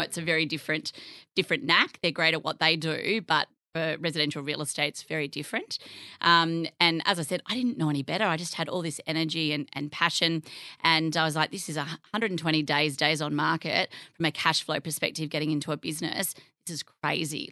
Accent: Narrabri, New South Wales, Australia; moved away as an adult; also born or lived in Tamworth / Sydney; I grew up in the country. Um, I'm from Narrabri.

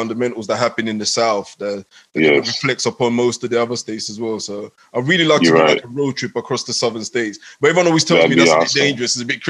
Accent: Ghana; born there; But, yeah. I mean, like yourself, I was born in West Africa. I was born in Ghana.

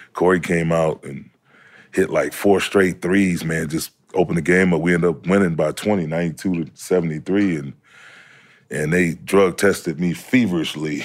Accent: Saginaw, Michigan, United States; moved away; also born or lived in Lubbock, Texas; East Side, Saginaw, between Remington and Holland

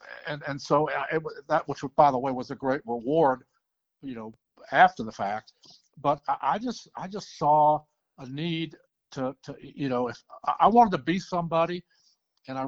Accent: New Jersey, United States; moved away as an adult; also born or lived in Alabama / Atlanta; I was born and raised in New Jersey

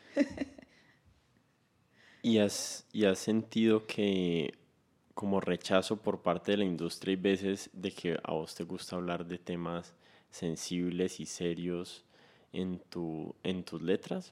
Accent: Cali, Valle del Cauca, Colombia; yo me siento caleño, así las demás personas no me vean caleño

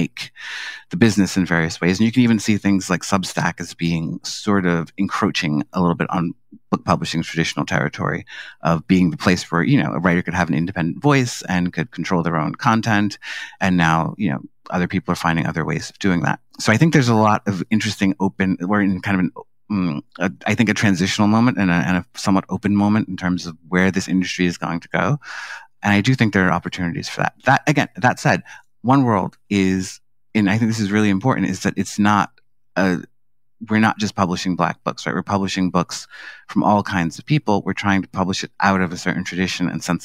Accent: New York City, New York, United States; I grew up in Harlem in, you know, the 1970s and 80s.

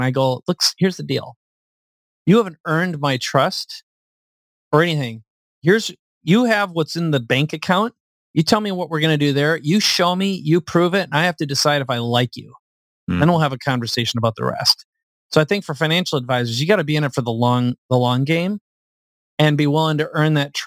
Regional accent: Minnesota, United States; now in San Diego, United States; I live in San Diego. I like where I live. I'm from Minnesota

